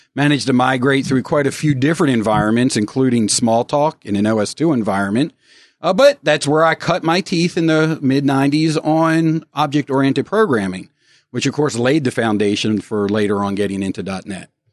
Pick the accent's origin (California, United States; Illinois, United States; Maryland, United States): Maryland, United States; Baltimore; now in Northern Virginia, United States; I'm originally from Baltimore